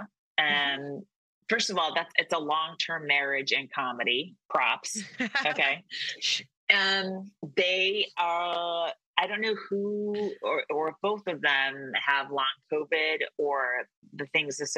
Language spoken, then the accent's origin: English; Walnut Creek, California, United States; I was raised in Walnut Creek